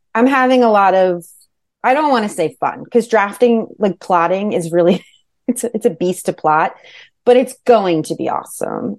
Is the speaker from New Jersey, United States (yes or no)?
yes; Manalapan, New Jersey, United States; also born or lived in Hudson County, New Jersey / Bergen County, New Jersey; I grew up in Jersey. I grew up in Monmouth County.